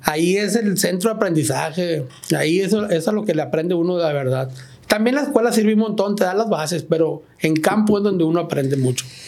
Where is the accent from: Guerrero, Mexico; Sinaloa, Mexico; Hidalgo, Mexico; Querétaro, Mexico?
Sinaloa, Mexico; Ejido Canán; nosotros somos del Ejido Canán